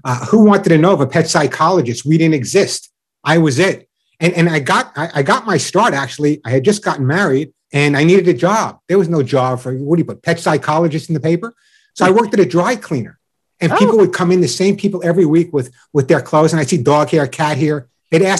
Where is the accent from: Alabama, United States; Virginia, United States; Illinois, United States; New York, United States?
New York, United States; Long Island; accent: New York; I grew up on Long Island and a typical Long Island Jewish household